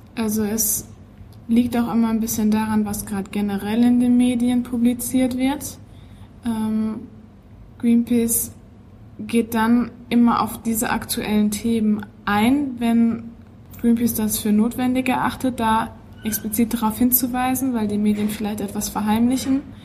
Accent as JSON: {"language": "German", "town": "Witten", "region": "North Rhine-Westphalia", "country": "Germany", "tie": "born or raised there", "lives_now": "Dortmund, Germany", "said": "Ich bin in Witten geboren, ähm, studiere an der Ruhr-Universität Bochum, aber wohne in Dortmund, also ganz Ruhrgebiet"}